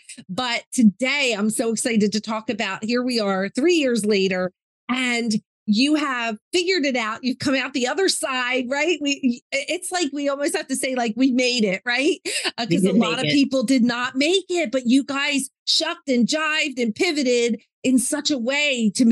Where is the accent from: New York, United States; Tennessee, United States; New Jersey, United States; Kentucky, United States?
New Jersey, United States; we're Jersey girls